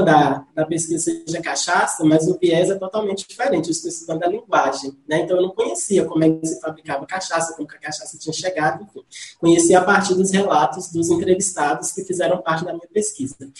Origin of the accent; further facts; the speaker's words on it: Salinas, Minas Gerais, Brazil; eu sou salinense Nasci em Salinas, mas fui criado em um distrito da cidade de Salinas, que é o distrito de Nova Fátima